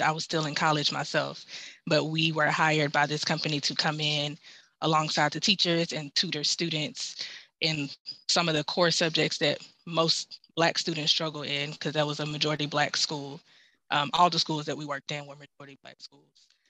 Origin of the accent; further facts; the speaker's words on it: Memphis, Tennessee, United States; moved away as an adult; now in Seattle, United States; I am originally from Memphis, Tennessee. I've been in the Seattle area for about two and a half years now.